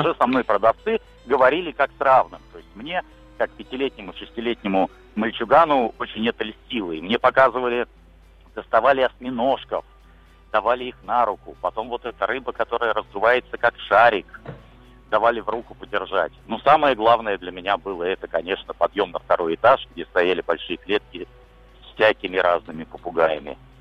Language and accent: Russian; Liepāja, Kurzeme, Latvia; на мою малую родину